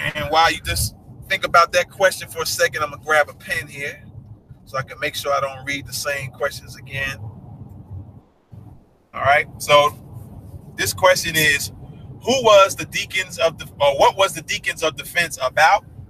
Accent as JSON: {"language": "English", "region": "New York", "country": "United States", "moved": "yes", "said": "I'm from New York"}